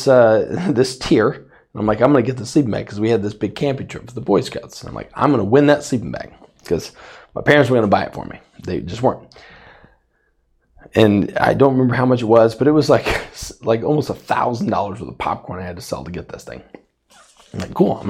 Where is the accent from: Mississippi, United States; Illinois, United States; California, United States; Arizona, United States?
Arizona, United States; Safford; I grew up in Safford, Arizona